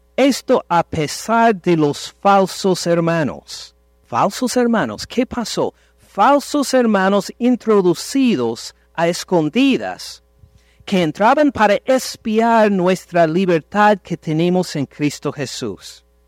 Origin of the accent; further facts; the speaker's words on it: Ohio, United States; Nací casi en Canadá, tan lejos de México nací. En Estados Unidos, en el estado de Ohio